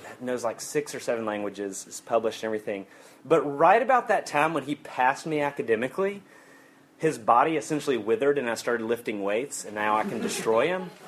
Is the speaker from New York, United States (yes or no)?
no; Alabama, United States; I'm from Alabama